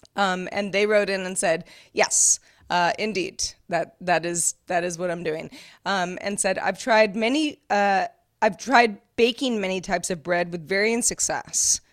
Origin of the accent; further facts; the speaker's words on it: West Coast, United States; you and I are both from the West Coast